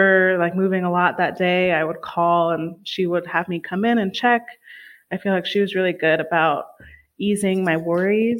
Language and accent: English; Denver, Colorado, United States; also born or lived in Dallas, Texas; I have lived in the Denver metro area most of my life